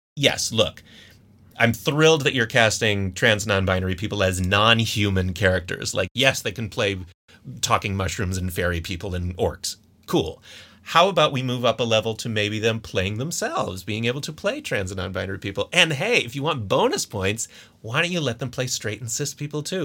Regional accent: Scranton, Pennsylvania, United States; I'm originally from Scranton, Pennsylvania

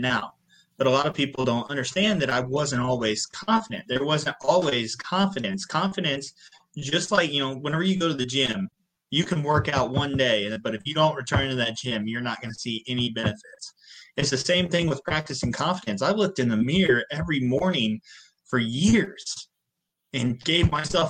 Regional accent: Southern Illinois, United States; I come from a 3-stoplight town in Southern Illinois

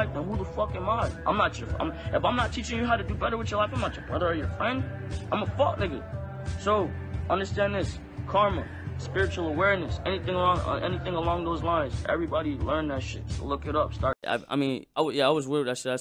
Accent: Lauderhill, Florida, United States; I'm from Florida

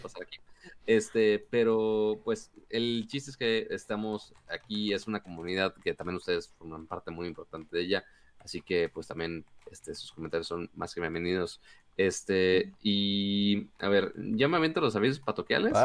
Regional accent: Monterrey, Nuevo León, Mexico; Yo soy de Monterrey, puedo ser codos

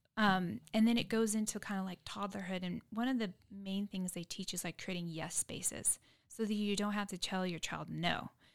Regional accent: San Diego, California, United States; now in Dripping Springs, United States; I grew up in San Diego, concrete jungle

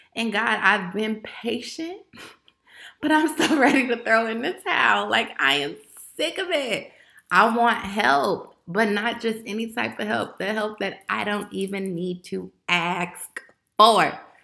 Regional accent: Chicago, Illinois, United States; I'm from Chicago, Illinois

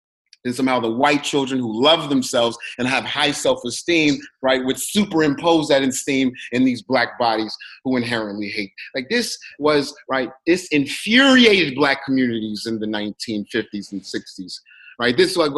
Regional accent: New York City, New York, United States; I'm from Harlem originally.

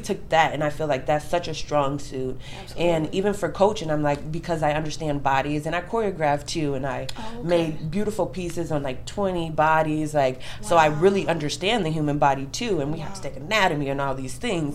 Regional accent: Davenport, Iowa, United States; moved away; also born or lived in Arizona; I'm originally from Davenport, Iowa

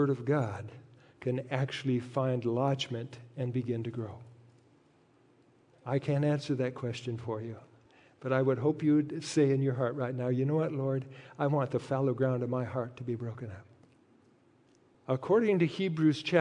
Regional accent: North Dakota, United States; Both my wife, Patsy, and I were raised on ranches in North Dakota

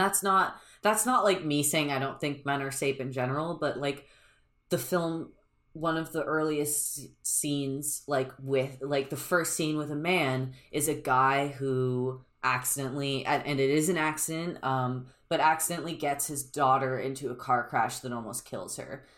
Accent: United States; I'm an American

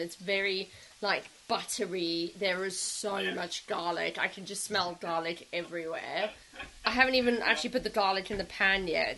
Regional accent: South Africa; because we're South African

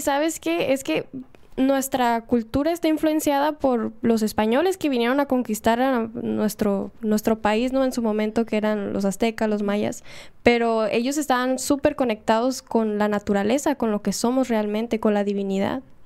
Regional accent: Mexico; Como mexicano se podría decir

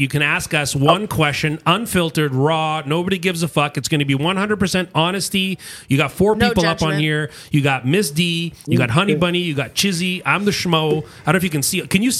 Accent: Canada; we're from Canada.

